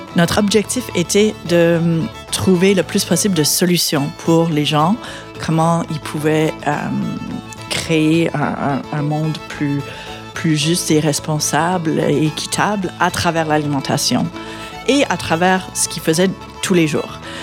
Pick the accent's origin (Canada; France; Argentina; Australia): Canada; London, Ontario; moved away as an adult; also born or lived in United States; now in Quebec, Canada; j'ai grandi en Ontario, à London